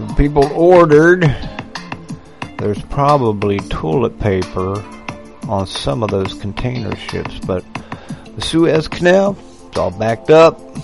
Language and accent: English; United States; I grew up in a, in America where they didn't hate um, anybody that believed in God and Jesus.